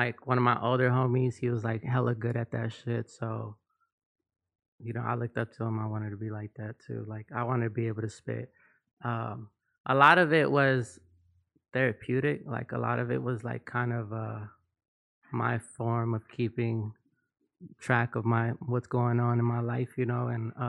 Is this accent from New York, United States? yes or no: no; North Hollywood, California, United States; also born or lived in East Los Angeles / Chicago; Yeah, I was born in East LA, but raised in NoHo.